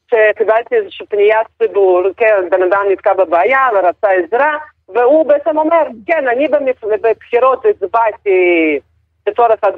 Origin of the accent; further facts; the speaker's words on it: Israel; אנחנו ישראלים שיודעים גם שפה נוספת, ובאותה מידה אפשר לדבר על הכל